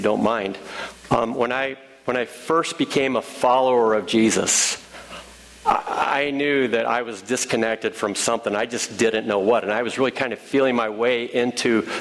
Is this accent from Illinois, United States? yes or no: yes; Illinois, United States; now in Ohio, United States; I'm from Illinois